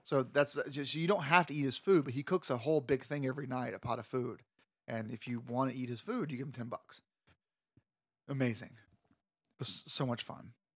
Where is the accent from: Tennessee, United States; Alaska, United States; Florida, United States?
Florida, United States; I'm from Florida.